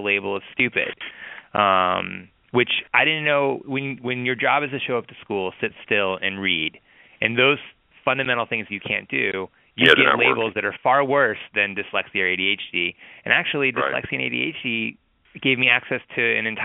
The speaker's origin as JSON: {"language": "English", "town": "Atlanta", "region": "Georgia", "country": "United States", "tie": "born or raised there", "said": "I grew up in Atlanta, Georgia"}